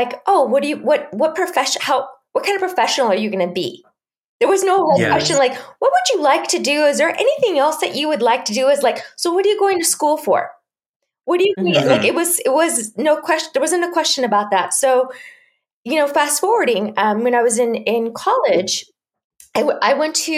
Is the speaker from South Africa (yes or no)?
no; Chihuahua, Mexico; I was growing up in Chihuahua, Mexico, which is the northern part of Mexico